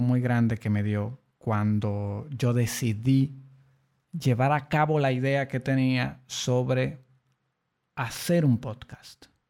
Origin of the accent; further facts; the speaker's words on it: Dominican Republic; aquí, en mi país, República Dominicana